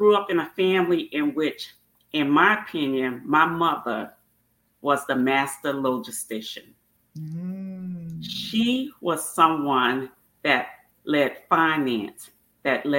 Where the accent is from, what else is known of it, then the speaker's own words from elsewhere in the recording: Baltimore, Maryland, United States; George Street is named after the street I grew up on in Baltimore